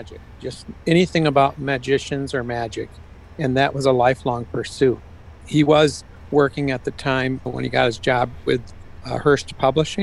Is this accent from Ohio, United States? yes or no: no; small town just north of Muskegon, Michigan, United States; I'm from Western Michigan. I grew up in a small town just north of Muskegon, Michigan